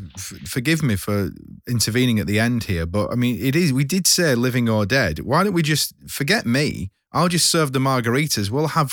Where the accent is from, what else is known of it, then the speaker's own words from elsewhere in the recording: Lancashire, North West England, United Kingdom; I'm from Lancashire, just like Fred